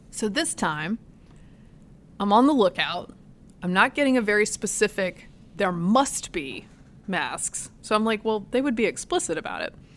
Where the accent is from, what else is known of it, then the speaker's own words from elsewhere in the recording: Virginia, United States; moved away; my hometown